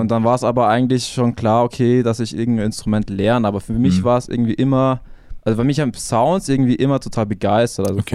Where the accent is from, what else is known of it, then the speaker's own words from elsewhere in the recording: Ingolstadt, Bavaria, Germany; ich bin aufgewachsen in Etting. Also kennt man ja Etting mhm. direkt hinter der Audi